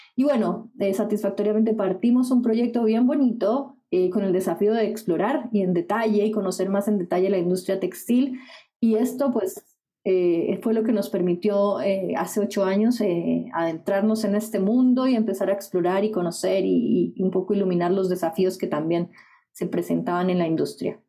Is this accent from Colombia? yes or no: yes; Colombia; moved away as an adult; now in Chile; Soy colombiana, como mencionaste. Llegué hace 10 años a Chile, por tanto ahora soy chilombiana.